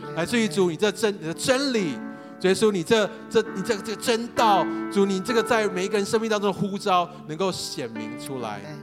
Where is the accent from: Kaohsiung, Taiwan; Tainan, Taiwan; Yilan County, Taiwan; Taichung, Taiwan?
Taichung, Taiwan; also born or lived in United States / Taipei; 我其实从小就在东海大学校园长大